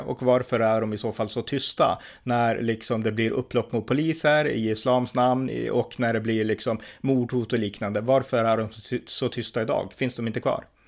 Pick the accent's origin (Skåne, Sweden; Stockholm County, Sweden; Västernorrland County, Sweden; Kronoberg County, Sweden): Västernorrland County, Sweden; Örnsköldsvik; här i min stad i Övik där jag växte upp